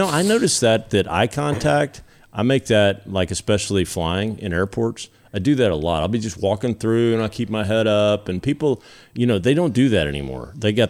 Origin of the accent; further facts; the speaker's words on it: Southern, Texas, United States; accent: Southern; my accent is, and I think that's what they're saying, is the New Yorkers think, oh, well, look at that cute little Southern accent.